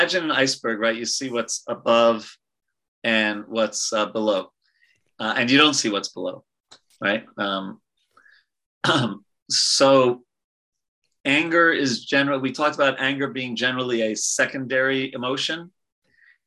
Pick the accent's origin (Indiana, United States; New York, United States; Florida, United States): New York, United States; I'm from New York.